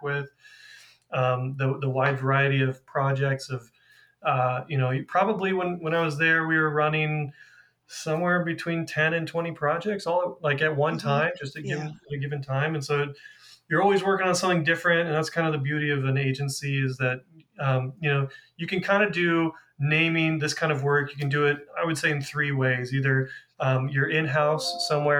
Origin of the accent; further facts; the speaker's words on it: California, United States; also born or lived in Boston; my home state of California